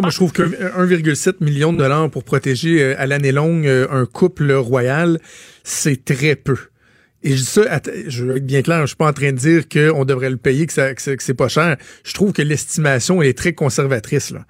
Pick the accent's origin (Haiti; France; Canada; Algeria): Canada; chez nous au Canada